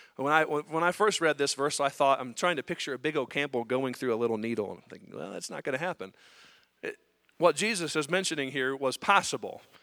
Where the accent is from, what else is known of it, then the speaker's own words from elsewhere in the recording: United States; as Americans, as American Christians